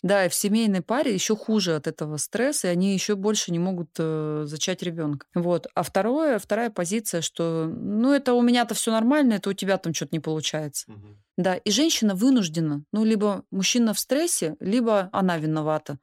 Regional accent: Altai Krai, Russia; Я сама из Алтая

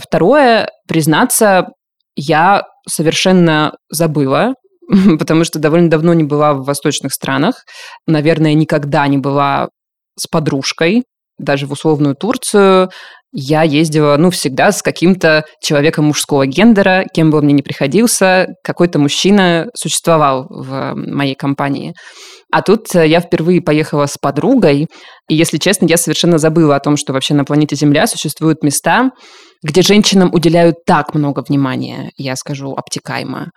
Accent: southern Russia, Russia; moved away; и даже на юге, откуда я родом

